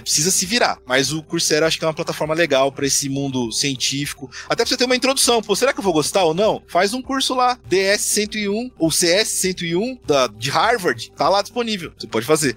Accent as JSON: {"language": "Portuguese", "town": "Osasco", "region": "São Paulo", "country": "Brazil", "tie": "born or raised there", "said": "Osasco, que é a minha cidade natal"}